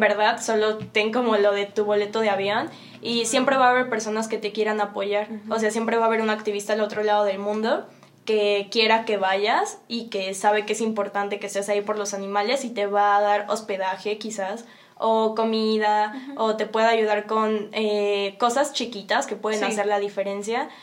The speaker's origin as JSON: {"language": "Spanish", "region": "Mexico City", "country": "Mexico", "said": "de donde vengo, Ciudad de México"}